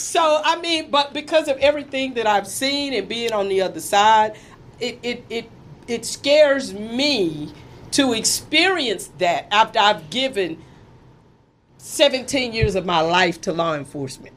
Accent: Fort Worth, Texas, United States; I grew up in Fort Worth, born and raised pretty much, went to high school there

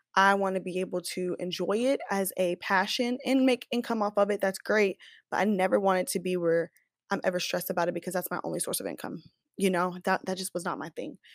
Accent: Kansas City, Missouri, United States; now in Dallas, United States; I'm from Kansas City, S, Missouri

